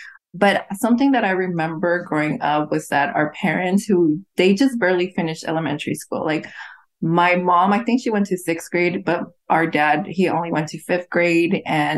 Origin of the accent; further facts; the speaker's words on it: Tijuana, Baja California, Mexico; also born or lived in Los Angeles; now in Nashville, United States; so we grew up in Tijuana and then moved to LA, and then we eventually moved to Nashville.